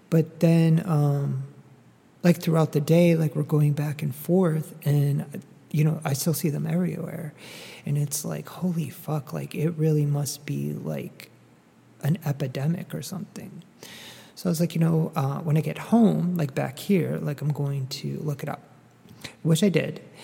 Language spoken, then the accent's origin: English; Northeast, United States; now in Dallas, United States; I grew up in the Northeast